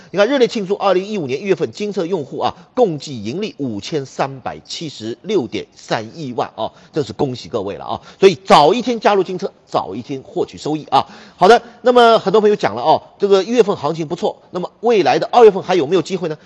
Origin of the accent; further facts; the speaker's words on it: China; 我们中国人